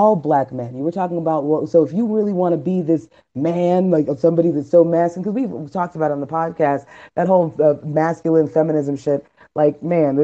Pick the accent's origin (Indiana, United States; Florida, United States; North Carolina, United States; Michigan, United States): Florida, United States; Miami; Maybe I'm just from Miami.